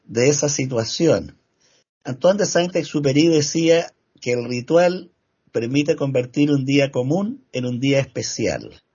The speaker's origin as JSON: {"language": "Spanish", "country": "Chile", "said": "acá en mi país, que por supuesto es el que mejor conozco. Acá en Chile"}